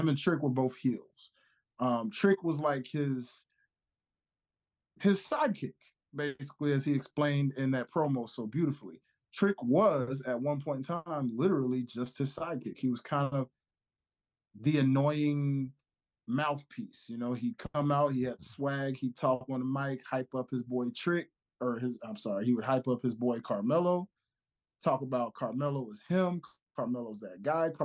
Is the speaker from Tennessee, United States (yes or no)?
yes; Memphis, Tennessee, United States; my hometown of Memphis, Tennessee